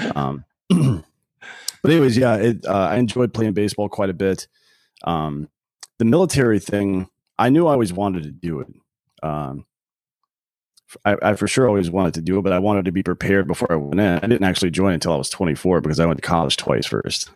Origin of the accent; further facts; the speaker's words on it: near Clemson, South Carolina, United States; now in Austin, United States; I grew up in, uh, South Carolina near Clemson University